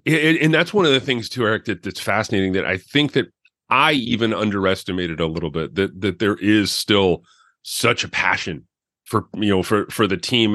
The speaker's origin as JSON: {"language": "English", "town": "Farmington", "region": "Connecticut", "country": "United States", "tie": "born or raised there", "also_born_or_lived": "Suffield, Connecticut", "said": "Farmington, and, and then we moved to Suffield."}